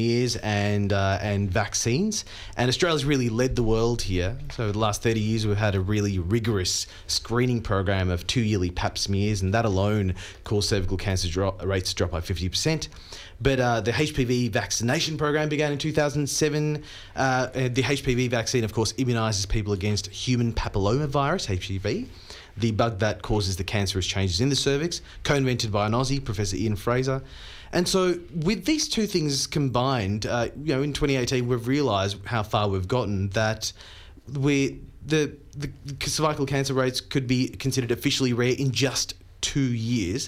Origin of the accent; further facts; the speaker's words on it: India; moved away; growing up in India